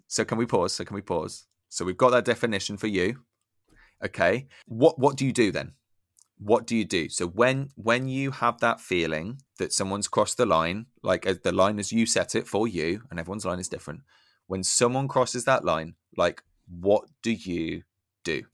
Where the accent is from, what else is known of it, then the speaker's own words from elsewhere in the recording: United Kingdom; I'm embarrassed to be British